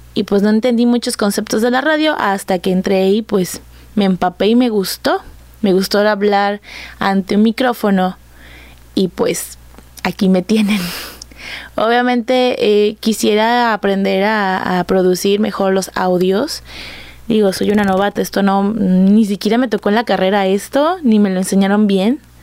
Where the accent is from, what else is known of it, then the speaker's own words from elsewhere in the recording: Coatzacoalcos, Veracruz, Mexico; soy de Coatzacoalcos, Veracruz, aquí nací, aquí he crecido